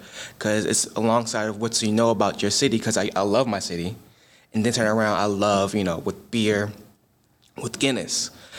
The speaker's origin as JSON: {"language": "English", "town": "Baltimore", "region": "Maryland", "country": "United States", "tie": "born or raised there", "said": "I'm from East Baltimore. I'm over there by Morgan. I love the place where I grew up around."}